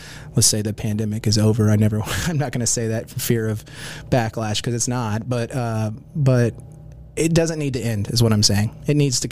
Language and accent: English; Houston, Texas, United States; also born or lived in Oklahoma City, Oklahoma; My dad actually took a job with Enron, and we moved to Houston when I was like 4 or 5. So my answer to that question every time is I went through Houston public schooling system. I'm a Houstonian